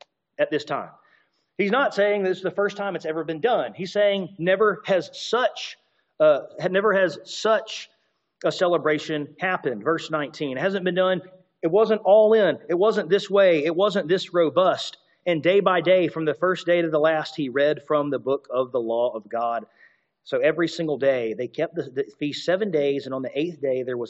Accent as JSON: {"language": "English", "region": "Alabama", "country": "United States", "tie": "born or raised there", "said": "I grew up in Alabama"}